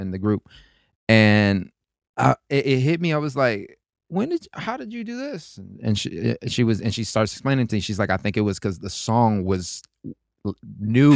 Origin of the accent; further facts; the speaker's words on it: Florida, United States; moved away as an adult; my Spanish had a, had a twang from all the people that I was raised with in Florida